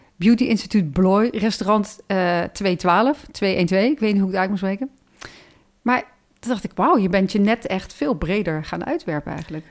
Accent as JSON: {"language": "Dutch", "country": "Netherlands", "said": "als Nederlanders"}